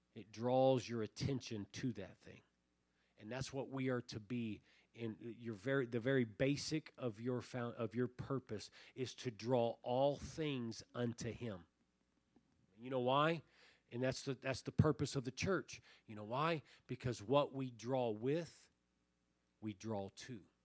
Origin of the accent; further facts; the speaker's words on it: Tucson, Arizona, United States; we grew up in Tucson, we grew up rabbit hunting